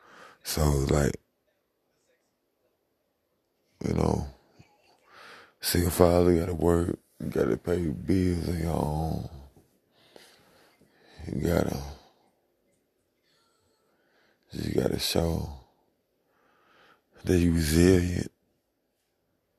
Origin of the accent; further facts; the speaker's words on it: St. Louis, Missouri, United States; I'm from St. Louis, Missouri